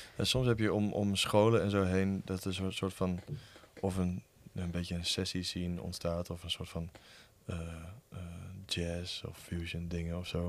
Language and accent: Dutch; Lemele, Overijssel, Netherlands; Ik kom uit uh, Lemelen. En eh, daar is eh, ja, wel echt een scene. Dat is een heel klein dorpje in, bij Ommen